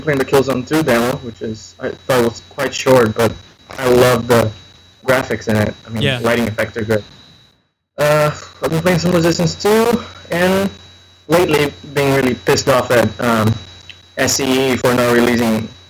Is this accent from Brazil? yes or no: yes; Brazil; now in United Kingdom; I'm in the UK, but I'm from Brazil.